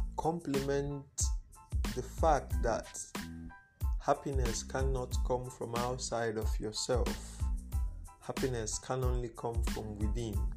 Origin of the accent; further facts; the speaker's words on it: Igbo, Igboland, Nigeria; first language Igbo; English is a second language; I was raised in a thorough Igbo speaking home, like that was the mode of communication. Speak Igbo.